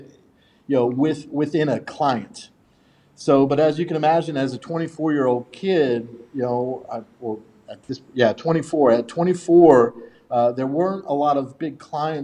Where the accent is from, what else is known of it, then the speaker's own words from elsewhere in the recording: South Carolina, United States; moved away as an adult; also born or lived in Houston, Texas; now in Virginia, United States; I moved South Carolina when I was 10 from Houston, Texas